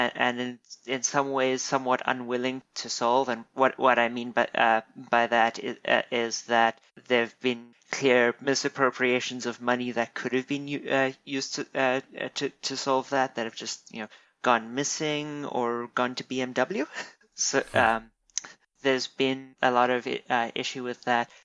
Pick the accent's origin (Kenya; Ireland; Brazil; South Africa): South Africa; moved away as an adult; now in United States; I'm I'm a South African.